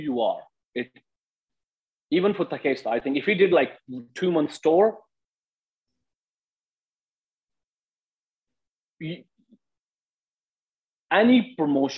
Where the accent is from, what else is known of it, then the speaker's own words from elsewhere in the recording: India; moved away as an adult; now in United States; I'm from India and I have an Indian passport.